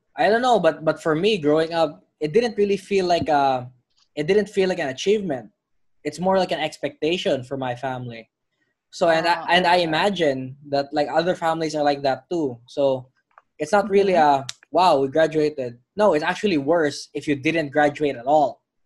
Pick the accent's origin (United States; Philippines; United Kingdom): Philippines; I'm from the Philippines